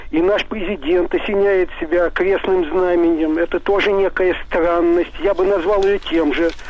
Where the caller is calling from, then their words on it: Saint Petersburg, Russia; я из Ленинграда.